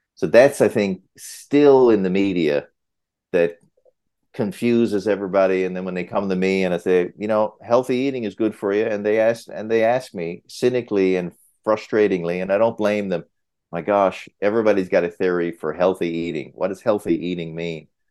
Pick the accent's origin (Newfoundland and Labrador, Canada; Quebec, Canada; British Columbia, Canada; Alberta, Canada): Newfoundland and Labrador, Canada; moved away as an adult; also born or lived in Hamilton, Ontario; now in Muskoka, Canada; I'm a Newfoundlander